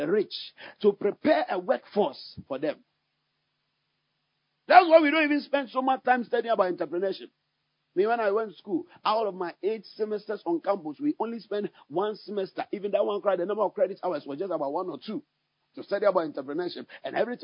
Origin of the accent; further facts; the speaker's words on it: Ghana; I have to speak as a Ghanaian because God has placed me in Ghana